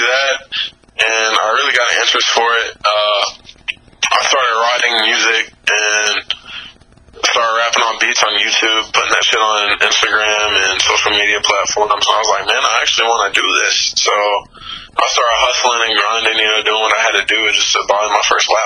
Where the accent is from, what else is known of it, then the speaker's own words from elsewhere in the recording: the South, United States; I grew up in the South, so I've always been around rap music, especially trap music. I'm from the South